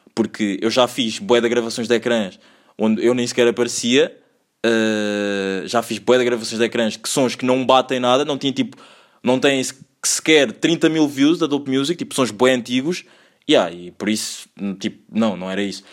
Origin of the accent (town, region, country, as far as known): Lisbon, Portugal; accent: Portuguese; also born or lived in Angola